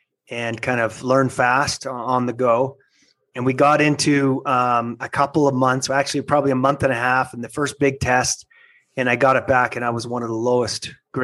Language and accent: English; Lethbridge, Alberta, Canada; moved away as an adult; now in Salt Lake City, United States; I was born and raised in a little place I like to call L.A., Lethbridge, Alberta, Canada